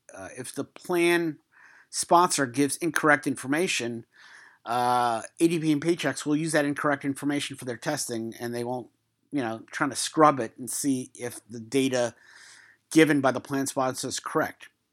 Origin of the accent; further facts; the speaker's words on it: New York City, New York, United States; moved away; also born or lived in Queens; I'm from Brooklyn, I also lived in Queens for a couple years.